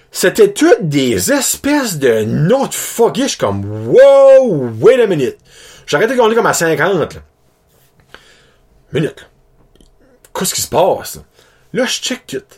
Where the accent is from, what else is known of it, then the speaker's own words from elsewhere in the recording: New Brunswick, Canada; ben moi, je suis originaire de la péninsule, je suis originaire de l'Acadie.